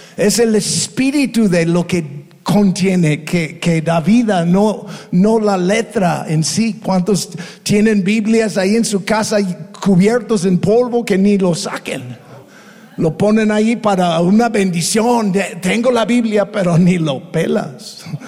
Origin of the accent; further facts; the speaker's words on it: United States; Spanish is a second language; now in Tepic, Mexico; somos ex gringos. Ya somos mexicanos